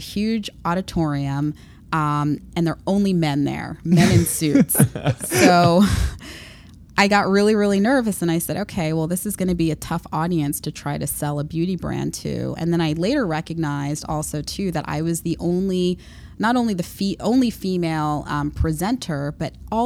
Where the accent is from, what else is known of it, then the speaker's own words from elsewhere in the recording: Long Island, New York, United States; I grew up in Long Island